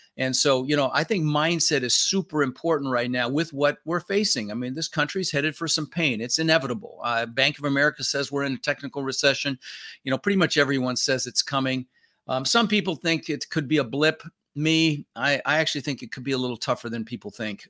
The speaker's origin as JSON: {"language": "English", "town": "Denver", "region": "Colorado", "country": "United States", "tie": "born or raised there", "also_born_or_lived": "Netherlands", "second_language": "English", "said": "I was born in the Netherlands, you know, wooden shoes and windmills. Came over when I was six years old with my brother Albert, my mother's Vancha. Ended up in Denver, Colorado."}